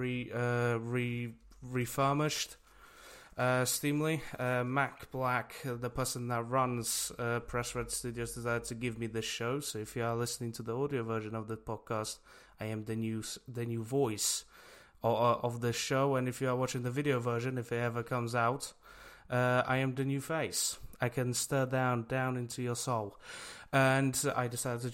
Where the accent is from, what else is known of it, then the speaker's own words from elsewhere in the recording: Poland; now in United Kingdom; I am from Poland, and I lived in Poland for a very long time